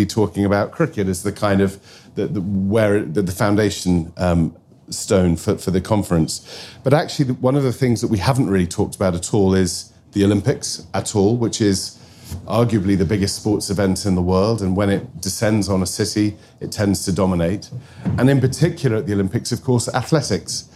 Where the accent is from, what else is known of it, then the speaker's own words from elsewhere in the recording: Wales, United Kingdom; I say that as a Welshman